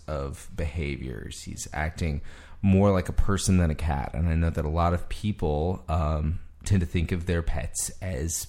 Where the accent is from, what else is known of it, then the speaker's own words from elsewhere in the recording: Mississippi, United States; I'm from Mississippi